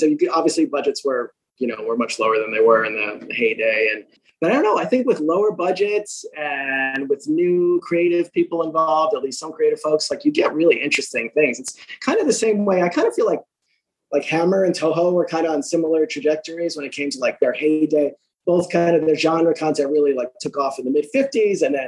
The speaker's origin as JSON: {"language": "English", "region": "New York", "country": "United States", "said": "I'm a New Yorker"}